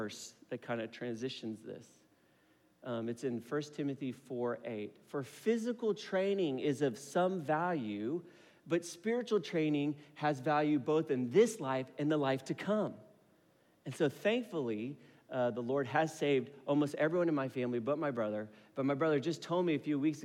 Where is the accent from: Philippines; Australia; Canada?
Philippines; So I'm Filipino